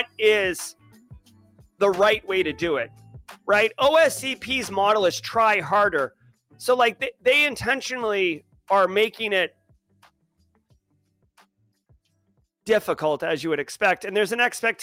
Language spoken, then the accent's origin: English; New England, United States; now in South Carolina Lowcountry, United States; I grew up in New England.